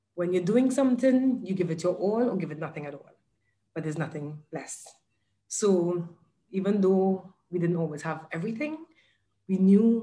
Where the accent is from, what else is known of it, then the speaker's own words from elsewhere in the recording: Trinidad & Tobago; moved away as an adult; now in Dubai, United Arab Emirates; I'm originally from Trinidad and Tobago in the Caribbean.